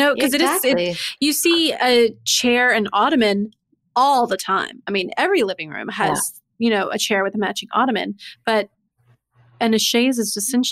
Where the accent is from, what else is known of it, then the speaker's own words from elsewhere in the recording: Mobile, Alabama, United States; I'm from Alabama